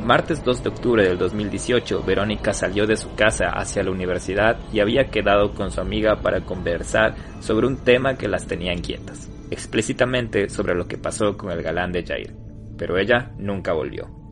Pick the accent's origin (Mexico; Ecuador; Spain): Ecuador; como ecuatorianos